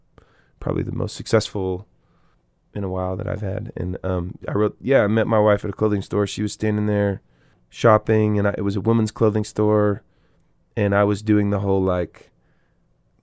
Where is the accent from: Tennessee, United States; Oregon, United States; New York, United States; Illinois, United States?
Oregon, United States; Eugene; moved away as an adult; also born or lived in Chico, California; I grew up in Eugene, Oregon to these hippie parents